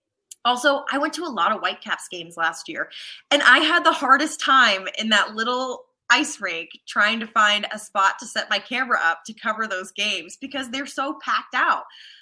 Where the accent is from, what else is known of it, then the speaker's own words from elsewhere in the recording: the South, United States; now in Minnesota, United States; Obviously, I'm from the South, so seeing women play hockey here is new for me.